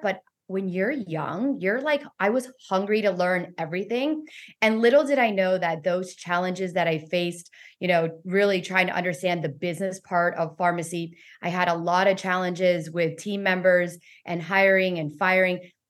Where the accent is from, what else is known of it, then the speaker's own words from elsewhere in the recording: Weston, Florida, United States; also born or lived in Miami, Florida; I was born in in Miami, Florida, raised in Weston, Florida